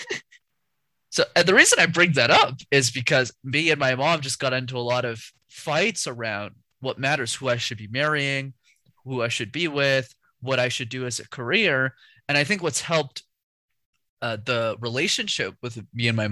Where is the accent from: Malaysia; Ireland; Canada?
Canada; My parents immigrated, and then I was born in Canada